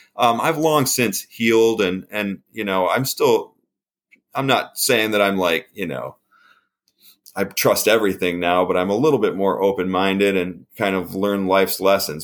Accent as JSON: {"language": "English", "town": "Canisteo", "region": "New York", "country": "United States", "tie": "born or raised there", "said": "I grew up in a little town, uh, like near a town called Rochester. This is a little suburb type, like little place, more cows than people, called Canisteo, New York"}